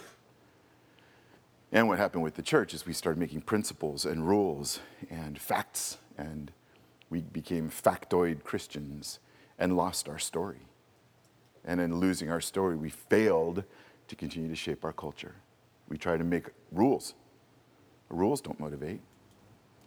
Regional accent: California, United States; I was born in California in 61

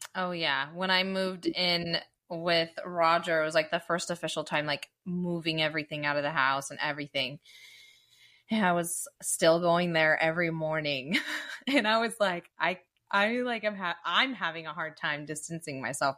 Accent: Dublin, California, United States; I grew up in Dublin

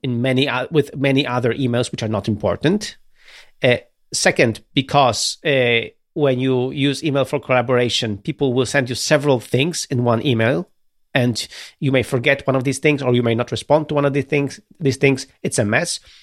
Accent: Gdynia, Pomeranian Voivodeship, Poland; I'm from Gdynia, from Baltic Sea

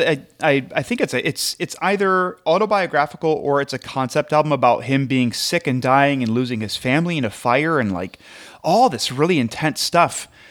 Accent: Midwest, United States; I'm from the Midwest

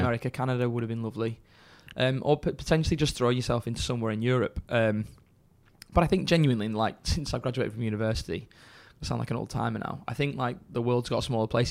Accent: Chorley, North West England, United Kingdom; I'm from Chorley originally

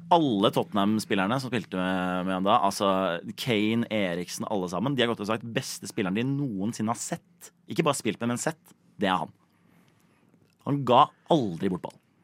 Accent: Oslo, Norway; jeg vokste opp på et sted som heter, som heter Bekkelaget

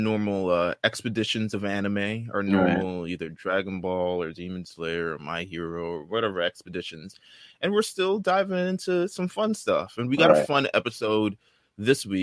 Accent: New York City, New York, United States; Brooklyn, just like me

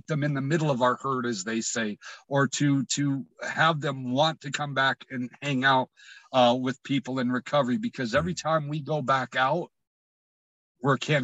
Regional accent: United States; I was born in America

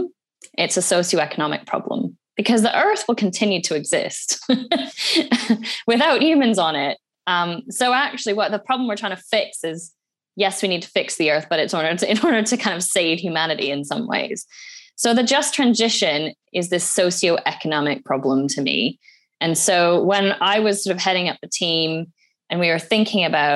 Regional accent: Alberta, Canada; now in United Kingdom; I'm Canadian by birth. I grew up in Alberta, which is where the oil sands are.

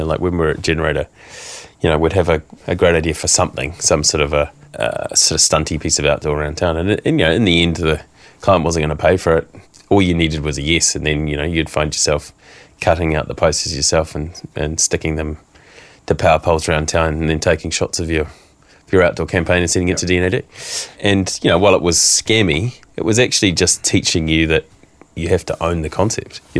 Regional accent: London, United Kingdom; it was a combination of I'm from London you know

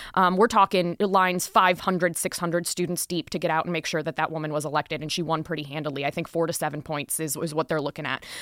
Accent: Wisconsin, United States; now in Las Vegas, United States; my home state of Wisconsin

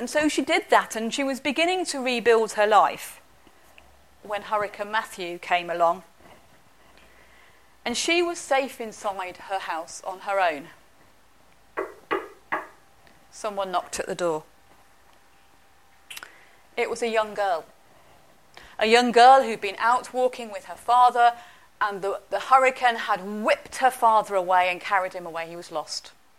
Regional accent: London, United Kingdom; born there; also born or lived in Manchester / Warrington / Northampton; any Londoner, I was born in London

